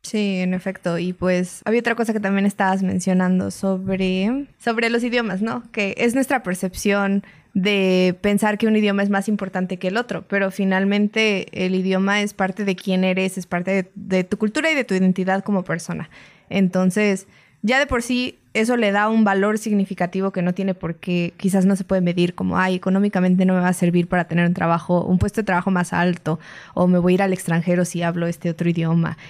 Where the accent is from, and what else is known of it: Mexico